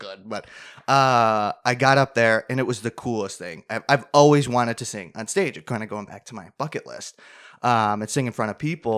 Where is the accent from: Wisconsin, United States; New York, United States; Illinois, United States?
New York, United States; Clarence; the town where we are from